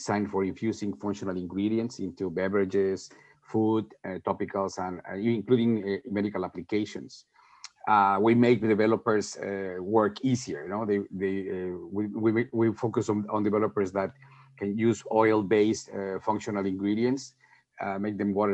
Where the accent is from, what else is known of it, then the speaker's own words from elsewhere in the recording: Mexico City, Mexico; moved away; I was born and raised in Mexico City